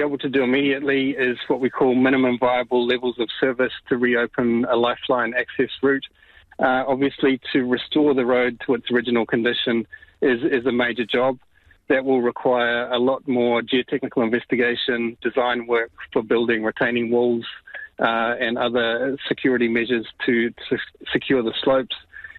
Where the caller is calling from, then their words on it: Karikari, Northland, New Zealand; Kia ora. Yes, I'm calling actually from Karikari